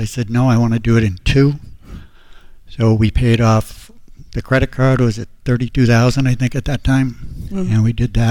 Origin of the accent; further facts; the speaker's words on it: New Hampshire, United States; We're from New Hampshire